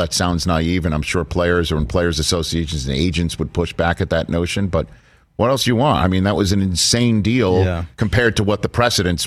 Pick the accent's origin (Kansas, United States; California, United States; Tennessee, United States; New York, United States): New York, United States; I'm a New Yorker.